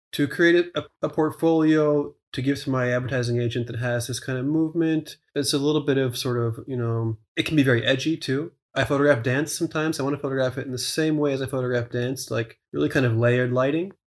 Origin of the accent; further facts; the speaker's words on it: Pennsylvania, United States; a small town in Pennsylvania, sort of near my hometown